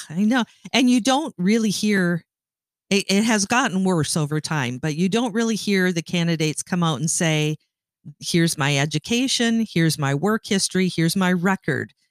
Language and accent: English; Canada; moved away as an adult; now in United States; I'm Canadian. I, um, have lived in the United States for thirty-five years